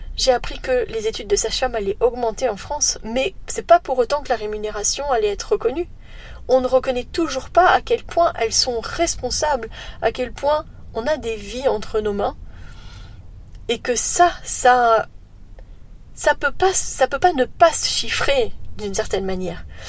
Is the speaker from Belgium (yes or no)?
yes; Belgium; chez nous en Belgique